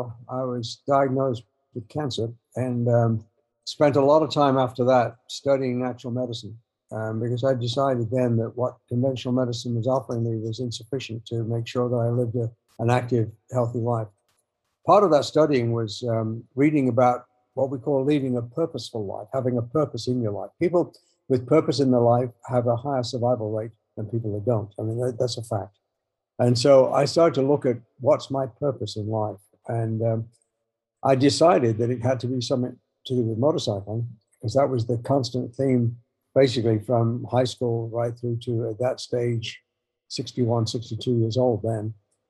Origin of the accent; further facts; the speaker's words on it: England, United Kingdom; And yeah, they were easy to do because I'm English and that.